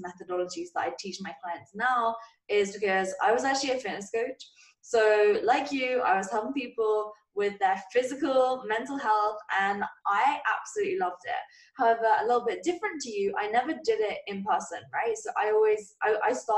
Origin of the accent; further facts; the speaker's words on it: England, United Kingdom; as you guys may or may not have been able to tell from my voice, I'm from England